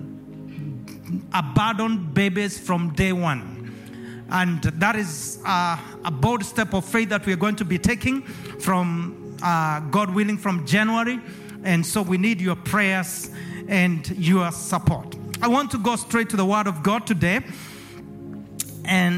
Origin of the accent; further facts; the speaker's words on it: Kenya; moved away as an adult; now in Acworth, United States; I was born and raised in Kenya, East Africa